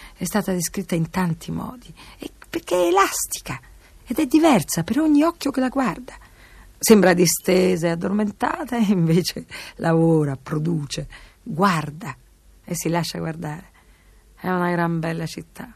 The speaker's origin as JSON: {"language": "Italian", "town": "Rome", "region": "Lazio", "country": "Italy", "said": "Io sono romana di sette generazioni, da parte di mio padre"}